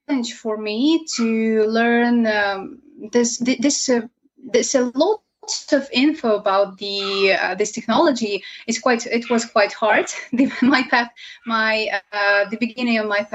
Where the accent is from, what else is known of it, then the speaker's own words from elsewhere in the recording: Ukraine; from Ukraine